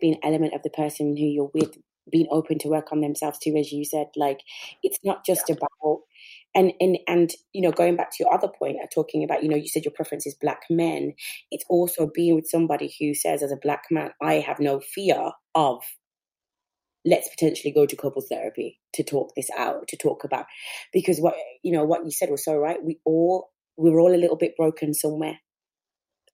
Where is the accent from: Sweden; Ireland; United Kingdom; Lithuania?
United Kingdom; England; being born in England.